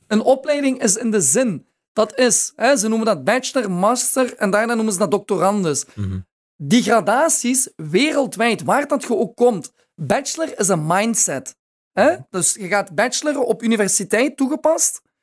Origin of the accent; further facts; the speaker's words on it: Maasmechelen, Flanders, Belgium; Ik ben opgegroeid in Maasmechelen